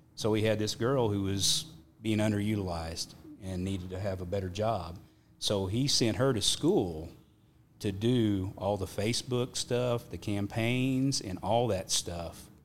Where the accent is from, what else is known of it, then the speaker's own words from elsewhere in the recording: Perryton, Texas, United States; also born or lived in Nazareth, Texas; I was born in Perryton, Texas, which is at the top of the Texas Panhandle